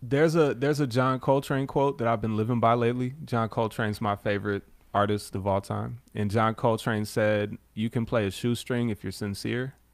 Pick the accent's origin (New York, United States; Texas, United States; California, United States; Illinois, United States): Illinois, United States; River Forest; also born or lived in Chicago; I'm from River Forest originally